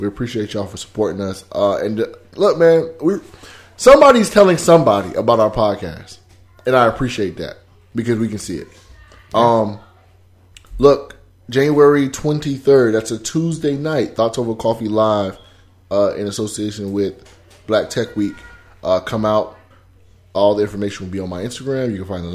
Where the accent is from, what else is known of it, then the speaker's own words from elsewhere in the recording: South Florida, United States; I'm from South Florida.